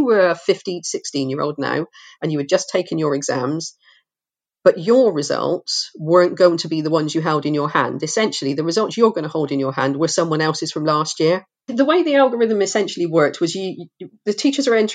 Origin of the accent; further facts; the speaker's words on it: Forest of Dean, South West England, United Kingdom; When I grew up in the Forest of Dean, education was selective still.